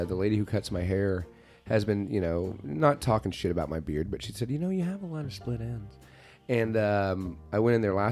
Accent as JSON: {"language": "English", "region": "Texas", "country": "United States", "said": "Texas is very big on its barbecue. Our barbecue, our high school football, we're very big on"}